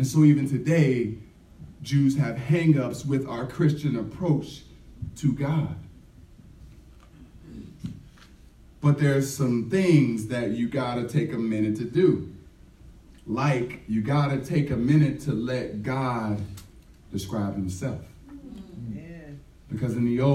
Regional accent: Cleveland, Ohio, United States; I was raised in Cleveland

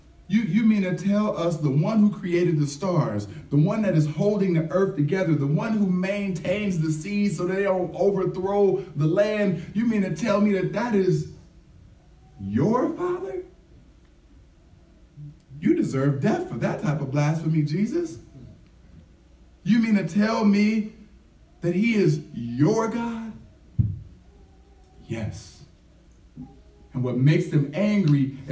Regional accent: Cleveland, Ohio, United States; I was raised in Cleveland

